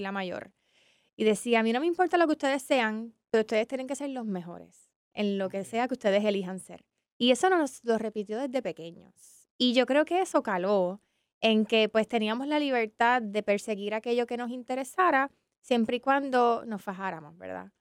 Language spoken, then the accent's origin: Spanish; San Juan, Puerto Rico; yo me crié en San Juan, mi familia es de Barranquitas